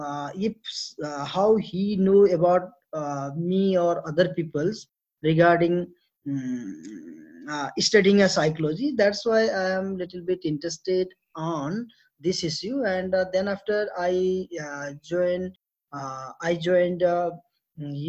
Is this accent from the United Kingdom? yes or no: no; Nepal; I am from Nepal. That is a South Asian country.